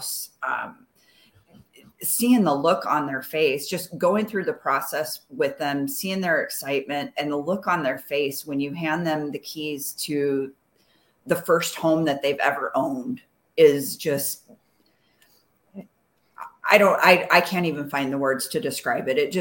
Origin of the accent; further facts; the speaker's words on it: Arizona, United States; I'm a second generation Arizona native